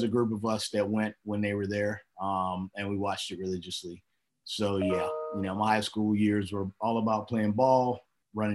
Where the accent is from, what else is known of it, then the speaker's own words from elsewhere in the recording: Jacksonville, Florida, United States; I grew up in Jacksonville, Florida.